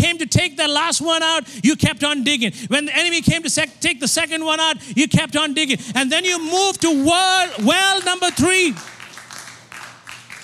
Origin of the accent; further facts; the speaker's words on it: India; I'm from India. And we have 33 million gods in India.